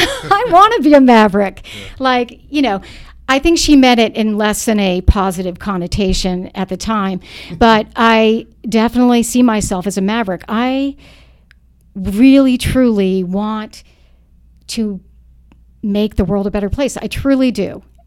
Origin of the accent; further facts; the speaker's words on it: Charlotte, North Carolina, United States; I'm from Charlotte, North Carolina. Mm-hmm. I grew up there